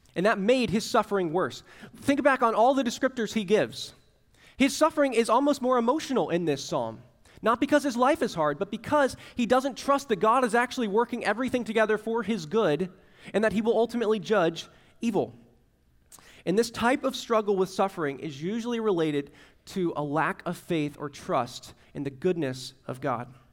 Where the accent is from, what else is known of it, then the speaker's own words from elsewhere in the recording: Central Florida, United States; now in Tallahassee, United States; I grew up in Central Florida where, like, a Category One was something you went to the beach for